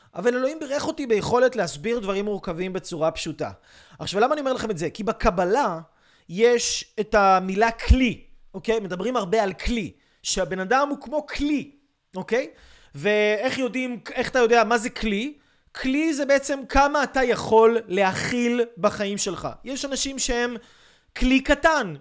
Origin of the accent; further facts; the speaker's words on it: Israel; אני יהודי, אני ישראלי, אני, אני מדבר עברית